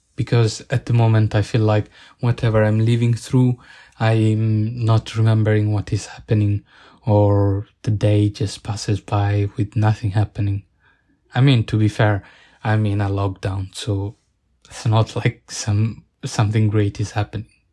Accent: Italy; growing up in Italian, Italian countryside

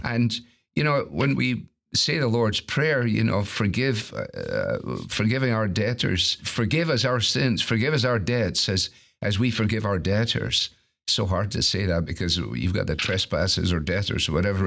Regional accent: Scotland, United Kingdom; as a Scot

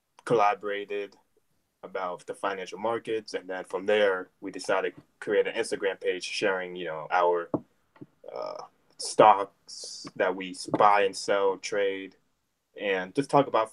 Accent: United States; also born or lived in Germany / New Jersey / Florida; now in Tampa, United States; I am originally from Germany, but raised in New Jersey and Florida. I currently live in Tampa, Florida right now, and I'm in college right now.

